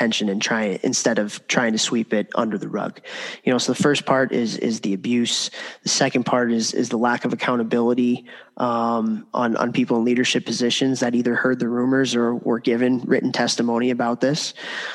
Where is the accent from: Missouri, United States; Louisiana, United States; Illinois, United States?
Illinois, United States; Chicago; I grew up in Chicago at the time that all of this stuff was going on